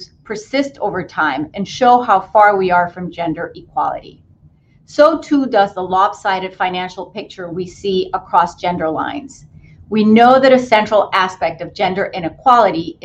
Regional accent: Puerto Rico; I grew up in Puerto Rico in a predominantly female family.

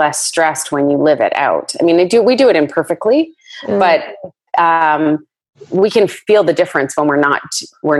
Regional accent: Canada; Just being Canadian

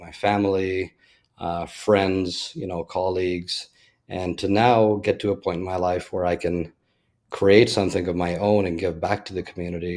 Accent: Toronto, Ontario, Canada; moved away as an adult; also born or lived in Orlando, Florida; now in Fort Myers, United States; born in Canada, born and raised in Toronto

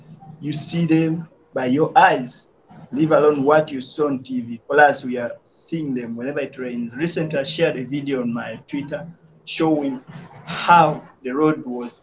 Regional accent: Kampala, Central Region, Uganda; Growing up in Luzira

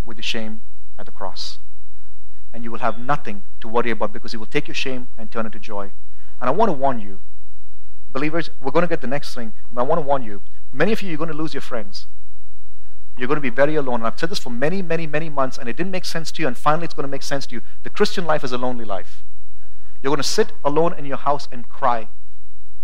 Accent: India; also born or lived in United States; now in Boise, United States; I'm an American citizen, but whenever it's necessary, I have to say I'm an Indian too

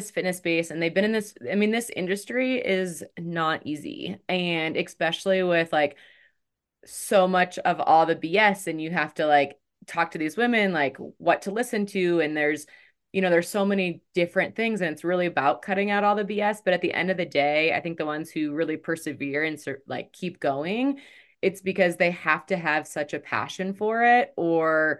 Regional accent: Michigan, United States; I'm from Michigan

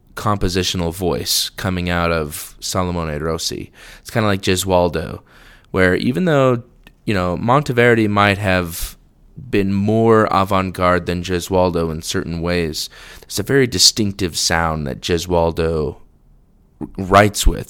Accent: the West, United States; I'm from the West.

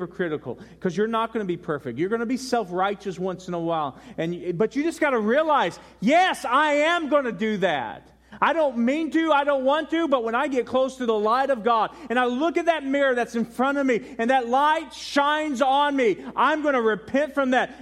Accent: Denver, Colorado, United States; moved away; also born or lived in Carolina; I was born in Denver and I lived in Carolina

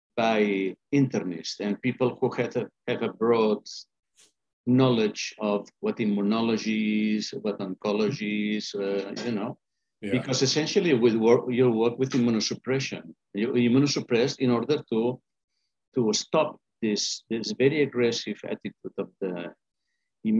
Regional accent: Spain; also born or lived in Boston, Massachusetts, United States / London, United Kingdom; now in Barcelona, Spain; I'm from Spain. In fact, I was born in Boston, Massachusetts

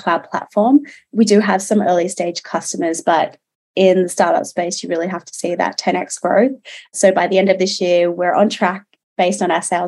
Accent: Newcastle, New South Wales, Australia; I grew up in Newcastle here in New South Wales and very much a coastal gal

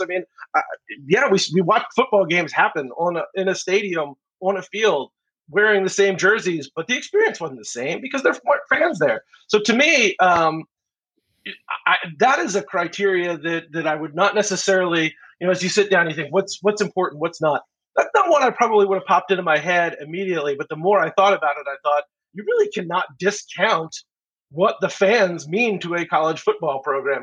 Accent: outside of Philadelphia, Pennsylvania, United States; moved away as an adult; I grew up in the Northeast. I grew up outside of Philadelphia

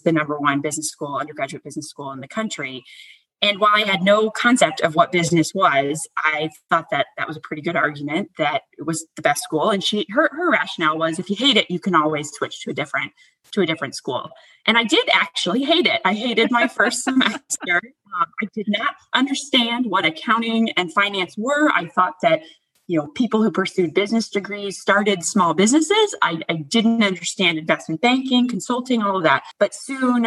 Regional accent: United States; moved away; I grew up right outside of Washington, D.C.

